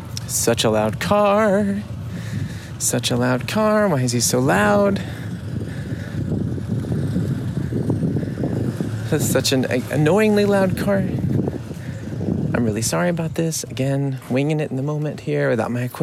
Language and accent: English; United States; now in Munich, Germany